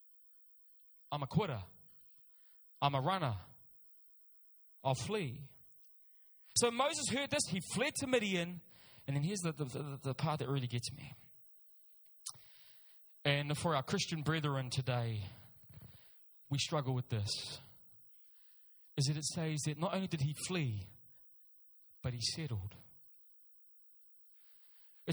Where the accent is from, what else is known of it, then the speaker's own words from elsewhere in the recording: Auckland, New Zealand; I'm born and raised in Auckland. South Auckland is my home.